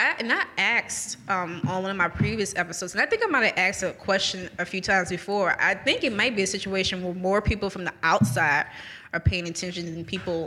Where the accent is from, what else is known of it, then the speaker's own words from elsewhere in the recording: New Orleans, Louisiana, United States; now in Jackson, United States; I keep bringing up that I'm from New Orleans